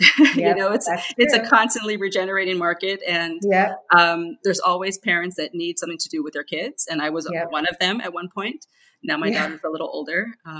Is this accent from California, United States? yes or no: yes; San Diego, California, United States; now in New York, United States; I'm originally from San Diego, California, which I think of as paradise. And I've been in New York for 20 years and it hurts to say that because that's a long time. But, you know, I grew up near the border. My parents, you know, my family is Mexican